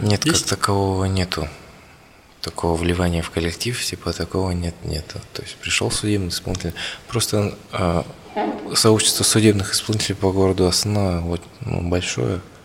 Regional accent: Kazakhstan; мы, казахи

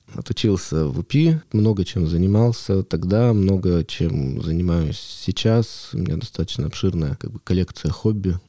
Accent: Yekaterinburg, Sverdlovsk Oblast, Russia; Я родился в Екатеринбурге, ну, тогда я еще в Свердловске, вырос в Свердловске.

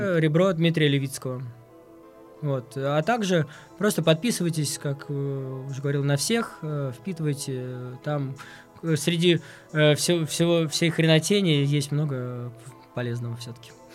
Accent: Moscow, Russia; я как москвич

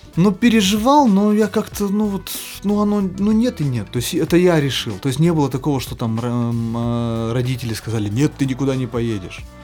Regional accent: Perm, Perm Krai, Russia; accent: Perm dialect (пермский говор); моего пермского говора, который до сих пор еще проскакивает

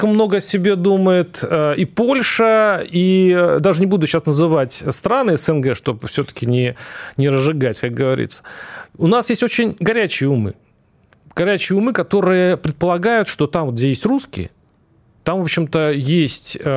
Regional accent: North Kazakhstan Region, Kazakhstan; born there; я, кстати, родился в Северном

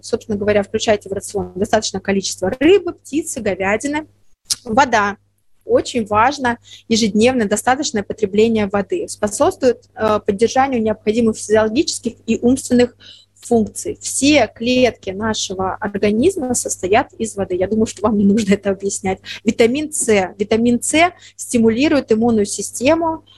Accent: the south, Russia; moved away; я родом с юга, я очень редко бываю у себя на родине

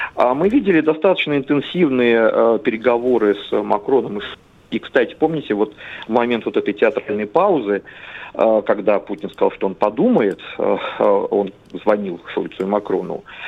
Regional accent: Central Black Earth Region, Russia; я вообще родом из Черноземья

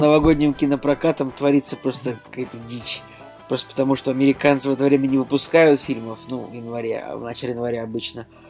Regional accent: Saint Petersburg, Russia; в моем родном городе, Санкт-Петербурге

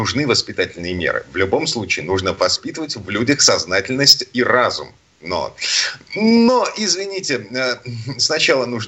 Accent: Saint Petersburg, Russia; из Петербурга.

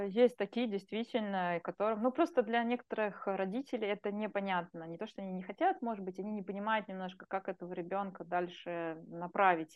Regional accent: Russia; детство мое, ну, было, как бы, трудные времена, да, в России, еще тогда угу. я родилась в Советском Союзе

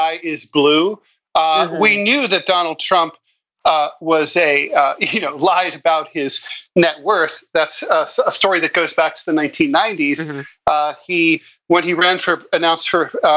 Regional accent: New York, United States; as a New Yorker

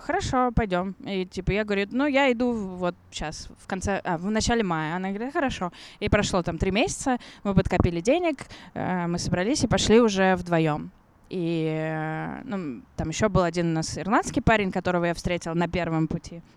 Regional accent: Russia; also born or lived in London / Vladivostok; я из России

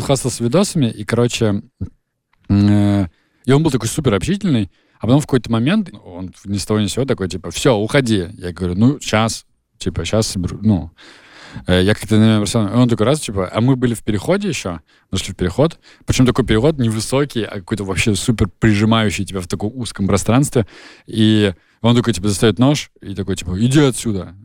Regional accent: Nizhny Novgorod Oblast, Russia; где я живу, откуда я родом э, в Нижегородской области

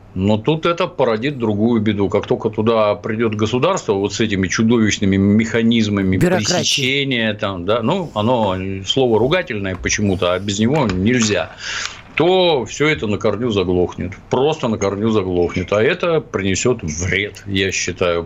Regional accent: Ukraine; now in Russia; Я, кстати, вообще на Украине родился

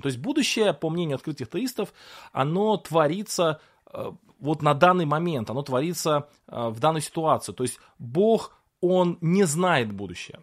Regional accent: Russia; Вот я родился в России

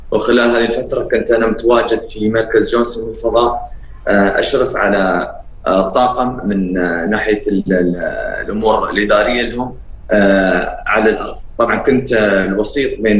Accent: United Arab Emirates; نحن كشباب إماراتي فخورين فيك

